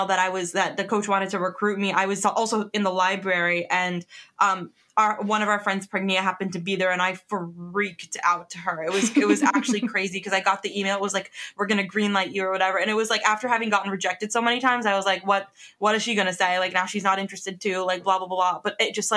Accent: New Jersey, United States; we're from New Jersey

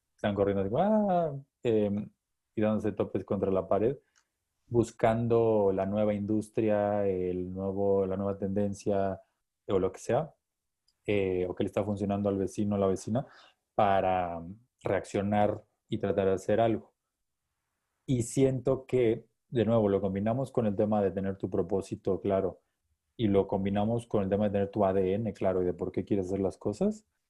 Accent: Chiapas, Mexico; ingeniero físico, chiapaneco

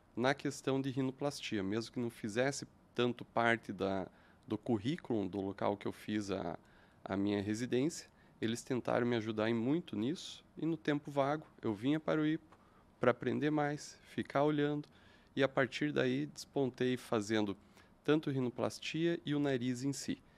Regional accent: interior of Santa Catarina, Brazil; moved away as an adult; now in Curitiba, Brazil

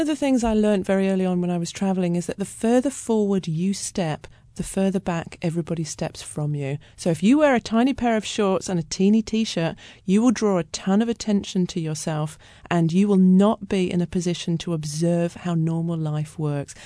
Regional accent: United Kingdom; moved away as an adult; also born or lived in Australia; now in Seattle, United States; I was brought up in Britain, but then I moved to Australia and I lived there for my twenties

